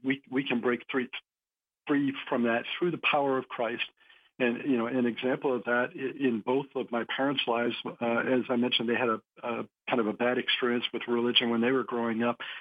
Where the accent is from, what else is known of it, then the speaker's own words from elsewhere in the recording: New Hampshire, United States; I grew up in New Hampshire, so uh, New England town, kind of small town